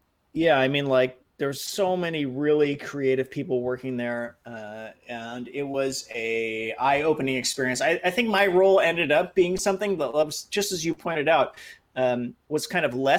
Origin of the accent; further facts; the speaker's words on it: San Francisco Bay Area, California, United States; moved away as an adult; also born or lived in Japan; I had been living in the San Francisco Bay Area. Since I was, cognizant, when I was a baby, I lived in different places. But since I was a child and actually knew where I was, so it felt like my hometown.